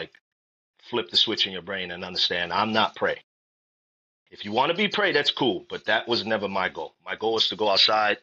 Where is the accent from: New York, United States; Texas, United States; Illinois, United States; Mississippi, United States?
New York, United States; New York City; I grew up in New York City in the Bronx and Harlem